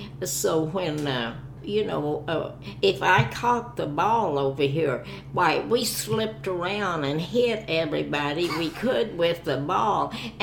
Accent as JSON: {"language": "English", "region": "Oklahoma", "country": "United States", "moved": "as an adult", "lives_now": "Kansas City, United States"}